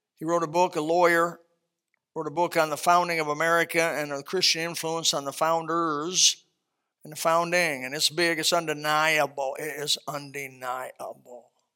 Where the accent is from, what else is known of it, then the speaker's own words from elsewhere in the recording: Elkhart, Indiana, United States; My hometown, Elkhart, Indiana